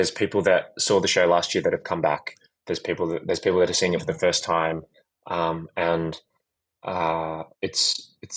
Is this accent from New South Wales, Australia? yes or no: yes; Sydney, New South Wales, Australia; moved away as an adult; I grew up in Sydney.